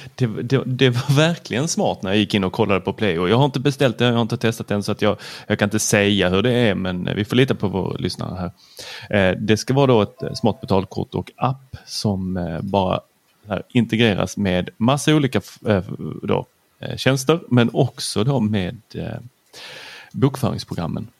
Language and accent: Swedish; Lund, Skåne, Sweden; also born or lived in Helsingborg; jag är född i Lund